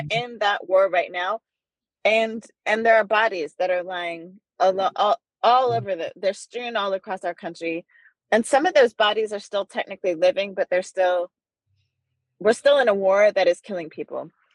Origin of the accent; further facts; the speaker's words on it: Netherlands; now in United States; I grew up in the Netherlands during apartheid